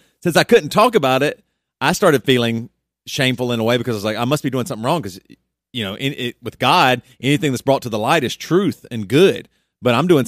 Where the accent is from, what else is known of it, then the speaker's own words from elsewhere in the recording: the South, United States; growing up in the South